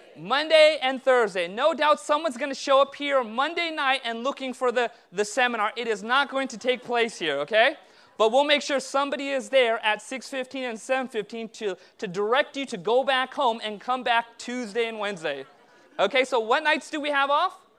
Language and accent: English; Southern California, United States; I was born and raised in Southern California, but my parents immigrated from India a year before I was born.